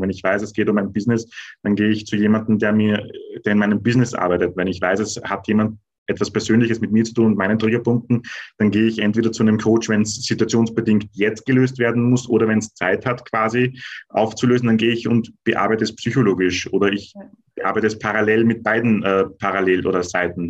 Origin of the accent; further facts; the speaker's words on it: Austria; bei uns in Österreich